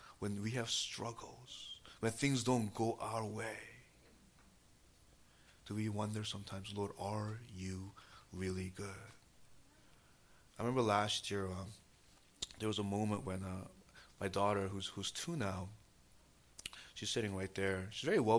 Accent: New York City, New York, United States; moved away as an adult; now in New Jersey, United States; growing up in New York City, and, you know, even now, you know, we actually live in New Jersey

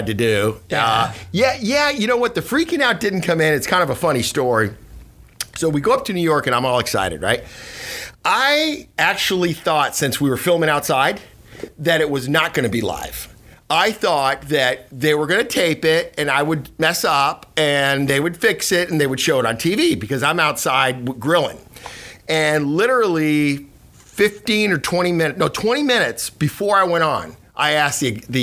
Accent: Cuba; now in United States; I was born in Cuba, you know, immigrated here in 68

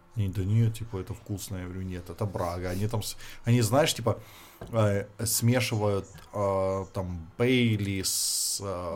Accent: Luhansk Oblast, Ukraine; now in China; откуда я

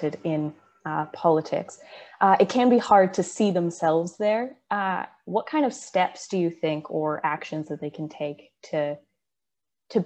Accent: Calgary, Alberta, Canada; I'm actually from Calgary originally

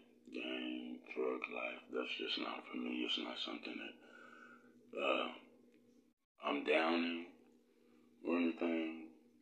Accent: Oklahoma City, Oklahoma, United States; Growing up in Oklahoma City for me was quite the experience

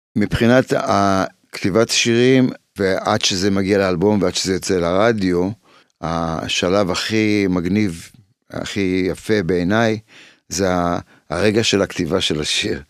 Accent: Israel; also born or lived in Poland; כשגדלתי פה

